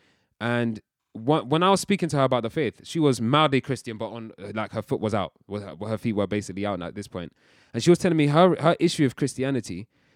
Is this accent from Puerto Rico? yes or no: no; Nigeria; I'm shouting because I'm passionate, bruv. I'm Nigerian. It's what we do.